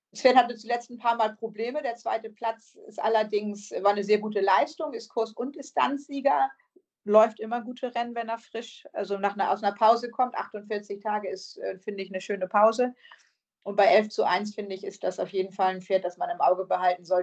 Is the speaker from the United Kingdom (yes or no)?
yes; the north of England, United Kingdom; accent: Northern English; Ich mit meinem nordenglischen Akzent sage, spricht das U dann immer falsch aus.